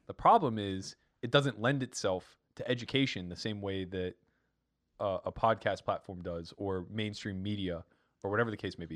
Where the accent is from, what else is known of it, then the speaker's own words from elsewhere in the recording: Pennsylvania, United States; I'm from Pennsylvania